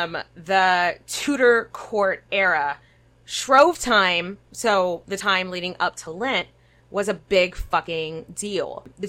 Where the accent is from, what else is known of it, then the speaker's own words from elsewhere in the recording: Cajun Louisiana, United States; So Nathan and I were raised in Cajun culture, where Lent is a big fucking deal.